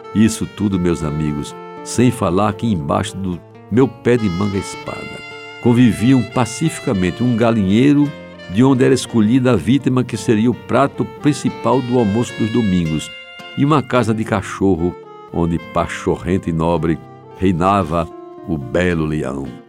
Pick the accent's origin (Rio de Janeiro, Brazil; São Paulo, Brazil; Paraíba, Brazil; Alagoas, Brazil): Paraíba, Brazil; João Pessoa; aquelas mangueiras da Rua da Concórdia, onde nasci e vivi a minha infância